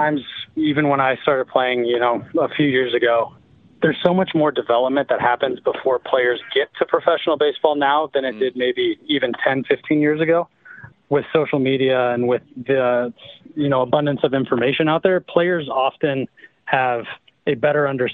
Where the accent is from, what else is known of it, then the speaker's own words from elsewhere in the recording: Midwest, United States; I grew up in the Midwest.